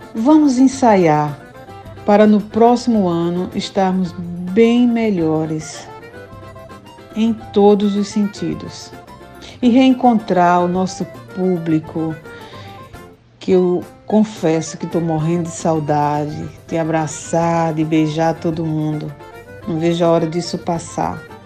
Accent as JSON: {"language": "Portuguese", "town": "Sertânia", "region": "Pernambuco", "country": "Brazil", "lives_now": "Recife, Brazil", "said": "cantora pernambucana. Estou falando diretamente daqui de Recife"}